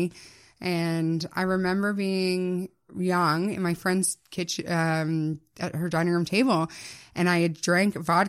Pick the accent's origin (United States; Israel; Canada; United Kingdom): Canada; Ottawa, Ontario; In Barrhaven. Yeah, it's in a small suburb of Ottawa.